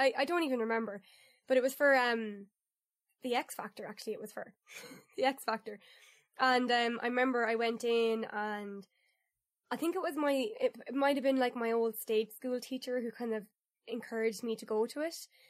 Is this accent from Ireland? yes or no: yes; Ireland; proud of my country